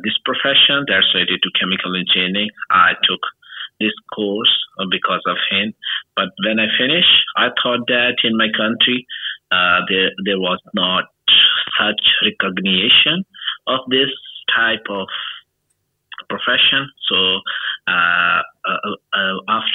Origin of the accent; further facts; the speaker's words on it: Pakistan; English is a second language; I am from Pakistan